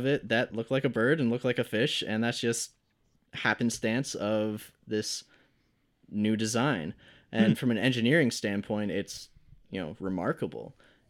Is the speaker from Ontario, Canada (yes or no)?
yes; Brampton, Ontario, Canada; I wasn't used to that growing up in Brampton, where the music scene is struggling a lot and you have to really push for things.